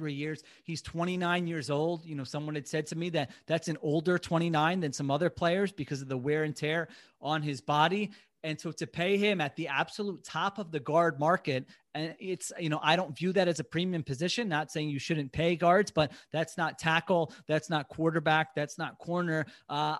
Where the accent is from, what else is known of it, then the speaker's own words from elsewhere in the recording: Media, Pennsylvania, United States; in my hometown of Media